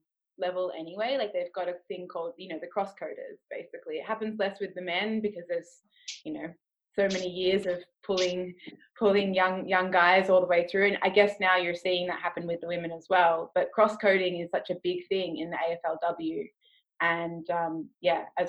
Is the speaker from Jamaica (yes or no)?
no; Australia; moved away; we are an Australian community as well